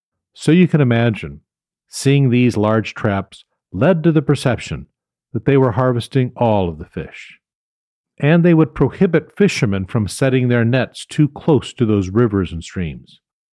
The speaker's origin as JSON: {"language": "English", "town": "Ketchikan", "region": "Alaska", "country": "United States", "tie": "born or raised there", "said": "I know, because I was born and raised in Ketchikan."}